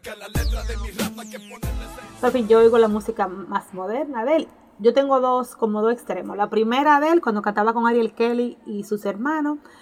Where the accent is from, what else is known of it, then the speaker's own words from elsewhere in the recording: San Pedro de Macorís, Dominican Republic; first language Spanish; Nosotros venimos de San Pedro de Macorís, un pueblo de República Dominicana